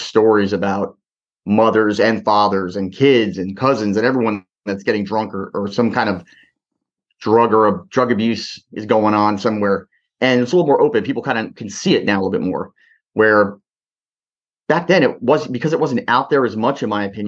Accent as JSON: {"language": "English", "region": "New Jersey", "country": "United States", "tie": "born or raised there", "said": "I was born in New Jersey"}